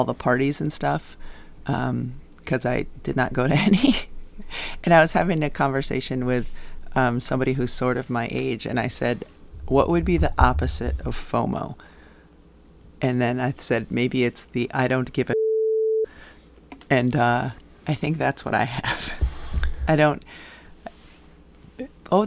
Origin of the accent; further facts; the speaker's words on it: Massachusetts, United States; moved away; also born or lived in Minnesota; growing up in Massachusetts